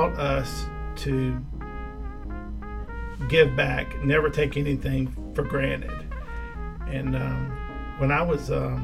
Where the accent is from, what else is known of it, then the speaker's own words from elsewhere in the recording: Birmingham, Alabama, United States; I was born in the UAB Hospital, South Highlands. I grew up on South Side.